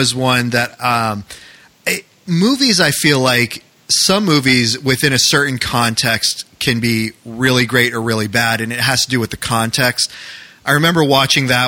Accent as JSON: {"language": "English", "region": "New England", "country": "United States", "tie": "born or raised there", "moved": "yes", "said": "growing up in New England"}